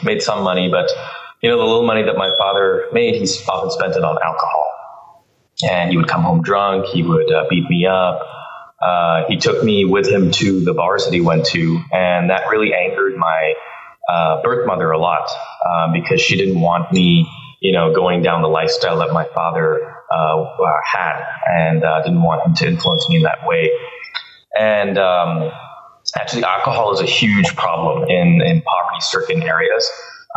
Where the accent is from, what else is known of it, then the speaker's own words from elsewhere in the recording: Bangalore, Karnataka, India; moved away; I was born in India, and that's a country of 1.2 billion people.